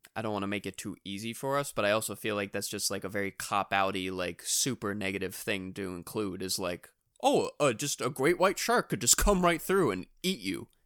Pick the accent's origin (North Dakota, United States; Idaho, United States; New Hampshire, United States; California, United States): New Hampshire, United States; we're from New Hampshire